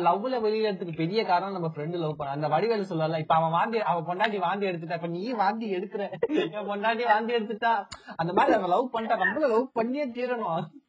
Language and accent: Tamil; Namakkal, Tamil Nadu, India; நான் வந்து படிச்சது நாமக்கல்ல வந்து படிச்சேன்